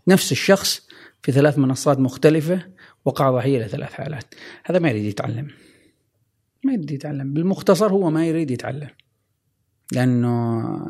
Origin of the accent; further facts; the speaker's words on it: Oman; عندنا في عمان